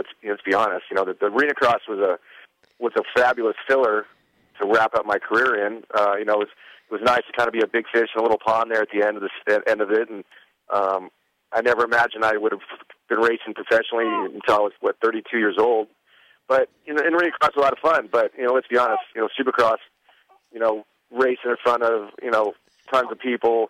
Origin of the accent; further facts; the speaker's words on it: Midwest, United States; Bob was somebody I grew up with here in the Midwest and known for many years.